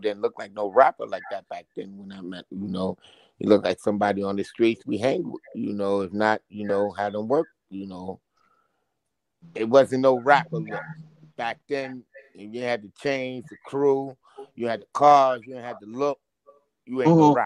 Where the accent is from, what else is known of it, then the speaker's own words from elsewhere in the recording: New York City, New York, United States; accent: Brooklyn; also born or lived in Jersey City, New Jersey; I was born in Jersey City and raised in Brooklyn